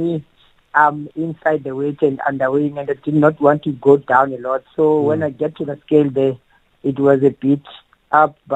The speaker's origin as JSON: {"language": "English", "region": "Eastern Cape", "country": "South Africa", "tie": "born or raised there", "said": "I am from Eastern Cape, and it's Funzani, and that's where I grew up, and that's where I started my boxing."}